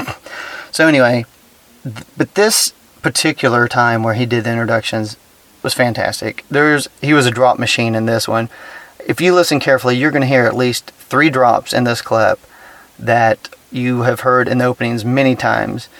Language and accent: English; Texas, United States; being a Texan